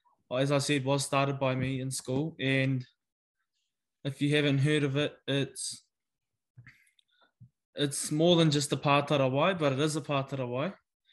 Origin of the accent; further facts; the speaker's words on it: Tokoroa, Waikato, New Zealand; also born or lived in Hauraki; So I grew up in Tokoroa, and I went to Parikura for 11 years at Te Kaukauroa Pātitiri